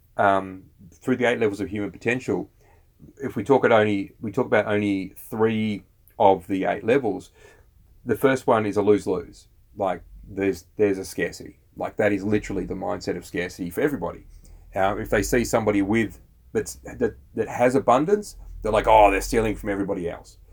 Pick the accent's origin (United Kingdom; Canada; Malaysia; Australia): Australia